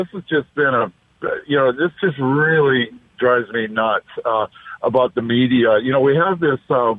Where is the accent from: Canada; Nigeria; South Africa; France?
Canada; now in Los Angeles, United States; I'm from Canada, so I have to learn all this stuff down here.